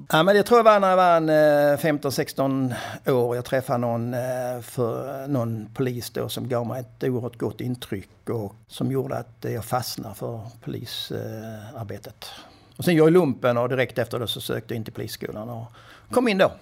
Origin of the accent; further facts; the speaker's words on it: Kärraberga, Skåne, Sweden; moved away as an adult; also born or lived in Skövde / Stockholm; Min första adress var Kärraberga. Det är ingen som vet var det ligger, men det är en eh, liten, liten by mellan Åstorp och Kvidinge här i nordvästra Skåne.